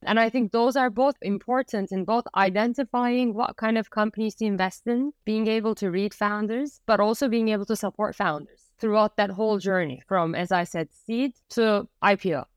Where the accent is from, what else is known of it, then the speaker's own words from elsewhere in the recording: Turkey; moved away as an adult; also born or lived in United States; I was born and raised in Turkey